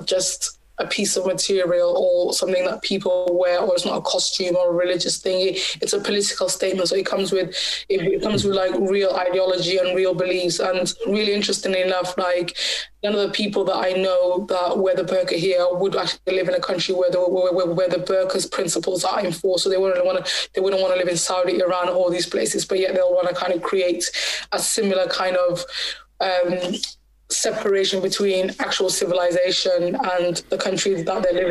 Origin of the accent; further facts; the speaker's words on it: Bristol, South West England, United Kingdom; also born or lived in Somaliland; I was from Bristol